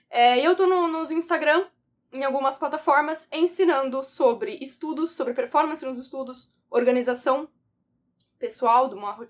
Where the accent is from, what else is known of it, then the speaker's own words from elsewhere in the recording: São Vicente, São Paulo, Brazil; now in São Paulo, Brazil; eu nasci, eu sou, fui criada, inclusive, em São Vicente, no litoral sul de São Paulo, ainda que hoje eu more no, no na capital, em São Paulo, certo?